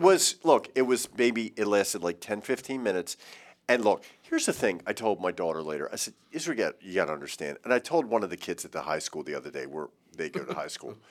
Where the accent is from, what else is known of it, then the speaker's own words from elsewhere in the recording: Baltimore, Maryland, United States; I'm from Baltimore